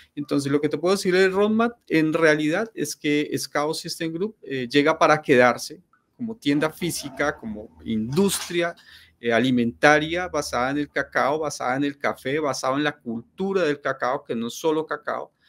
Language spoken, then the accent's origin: Spanish; Colombia; also born or lived in Ecuador / Europe; soy, soy colombiano, soy ah, colombiano en estos momentos, en estos momentos estoy en Cali, estoy en Cali, Colombia, que es donde tengo pues, mi familia.